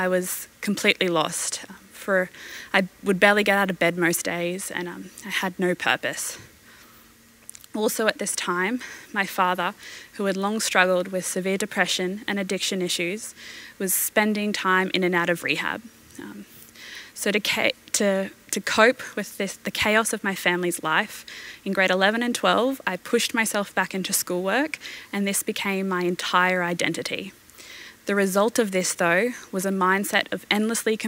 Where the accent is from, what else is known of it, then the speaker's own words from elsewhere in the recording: Brisbane, Queensland, Australia; I was born in Brisbane and I've lived here my entire life.